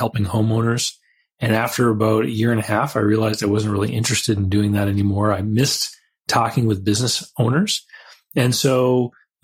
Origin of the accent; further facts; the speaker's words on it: Canada; I had all those childhood businesses like mowing people's lawns, and I'm from Canada